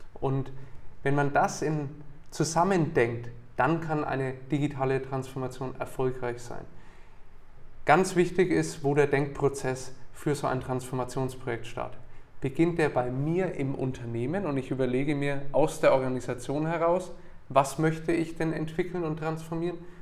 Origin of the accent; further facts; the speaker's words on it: Nuremberg, Bavaria, Germany; also born or lived in Bamberg / United States; ich bin in Nürnberg geboren und aufgewachsen